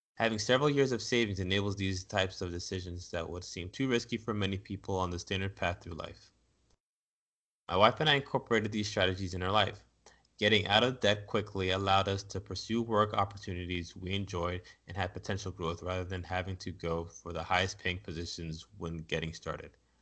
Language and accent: English; United States; as American society